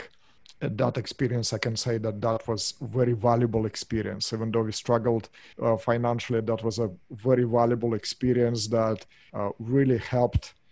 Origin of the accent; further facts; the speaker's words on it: Russia; English is a second language; moved away as an adult; now in Orange County, United States; As you can hear from my accent, I'm not from here. Originally, I'm from Russia, moved here in 1996